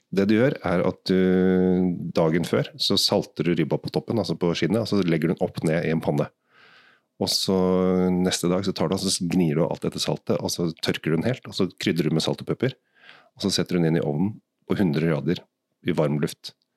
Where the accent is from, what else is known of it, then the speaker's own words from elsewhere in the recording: Asker, Akershus, Norway; Jeg kommer jo bare fra Asker.